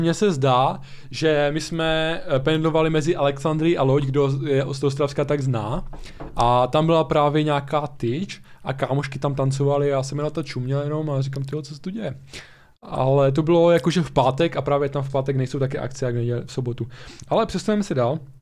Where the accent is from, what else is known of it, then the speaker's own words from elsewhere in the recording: Ostrava region, Moravian-Silesian Region, Czechia; u nás v Ostravsku